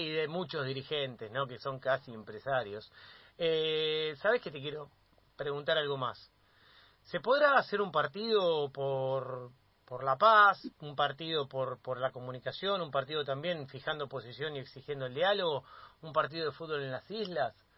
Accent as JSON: {"language": "Spanish", "country": "Argentina", "said": "como argentino, como argentina"}